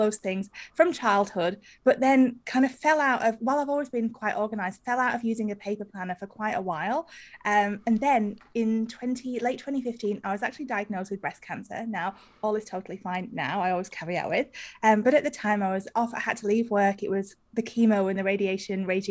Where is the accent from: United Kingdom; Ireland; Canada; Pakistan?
United Kingdom; moved away as an adult; now in Australia; I am British, although I live in Australia. I've been here for about 15 years.